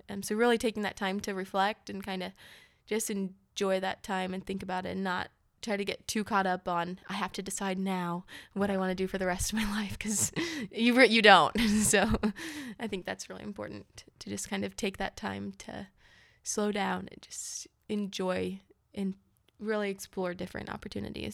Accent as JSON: {"language": "English", "town": "Overland Park", "region": "Kansas", "country": "United States", "tie": "born or raised there", "also_born_or_lived": "Manhattan, Kansas (K-State)", "said": "I'm from Kansas City. I grew up here in Overland Park"}